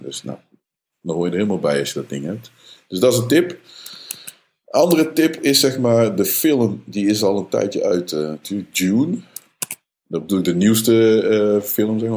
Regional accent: Netherlands; Als Nederlanders

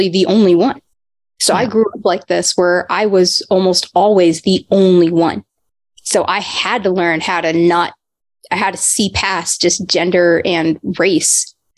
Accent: Texas, United States; also born or lived in Paterson, New Jersey / New York / Sewickley, Pennsylvania; I grew up in Texas. It's where most of my childhood

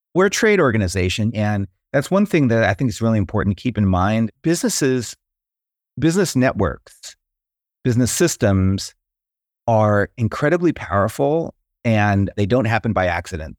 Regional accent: San Diego, California, United States; moved away; also born or lived in North Carolina; I grew up in Southern California, near San Diego, kind of a beach town.

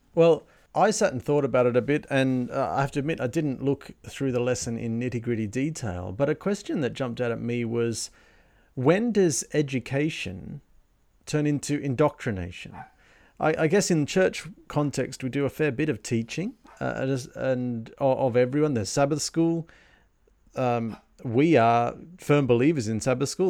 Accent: Australia; also born or lived in Germany; now in Sydney, Australia; as an Australian growing up, the idea of wearing socks inside your sandals seemed a ludicrous and laughable idea

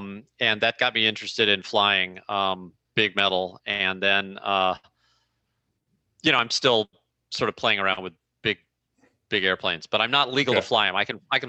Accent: St. Louis, Missouri, United States; I'm in St. Louis, Missouri, my hometown.

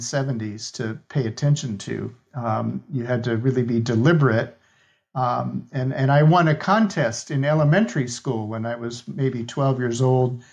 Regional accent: Minnesota, United States; I grew up in Minnesota, Scandinavian background

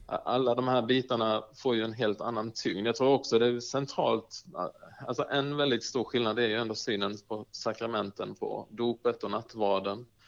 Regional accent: Markaryd, Kronoberg County, Sweden; also born or lived in Uppsala; now in Bankeryd, Sweden; där jag faktiskt gick hemma i Markaryd

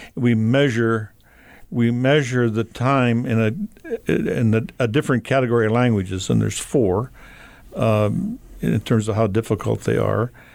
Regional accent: Havre, Montana, United States; I grew up in Havermontana

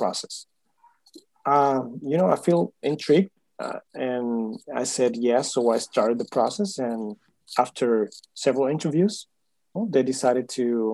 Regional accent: Huelva, Andalusia, Spain; moved away as an adult; now in Miami, United States; I'm from Spain. I was born in Huelva, a city close to Seville

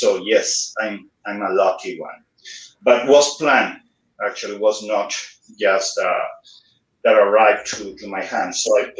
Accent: Havana, Cuba; English is a second language; moved away as an adult; now in Canada; So I'm from Cuba, from Havana City. So I live there in different places in Havana City. So originally from Old Havana, then Guanabacoa, then Cerro Vedado, and the last place was Cohima. So a very, very interesting small town, very, very close to Havana City.

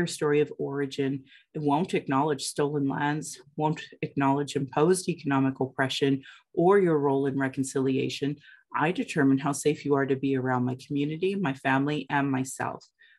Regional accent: Calgary, Alberta, Canada; I was born in Calgary, or in Blackfoot Mokinstis … an English name that has afforded me privilege in an English colonial world. My mother is Northern Slavey Dene, or Satu Dene, but my Indian Act and Post status card by the Canadian government says Yellowknives Dene.

